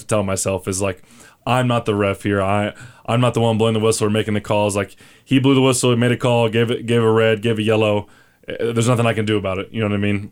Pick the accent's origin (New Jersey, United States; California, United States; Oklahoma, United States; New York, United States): Oklahoma, United States; now in Albuquerque, United States; I'm from Oklahoma